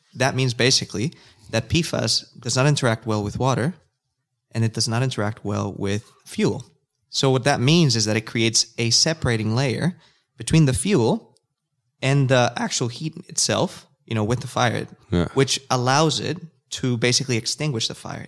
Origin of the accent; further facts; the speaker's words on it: Nicaragua; first language Spanish; English is a second language; now in Australia; I am from a country called Nicaragua